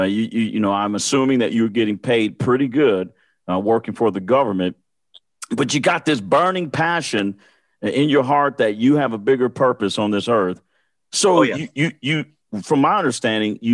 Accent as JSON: {"language": "English", "region": "Michigan", "country": "United States", "said": "I'm from Michigan"}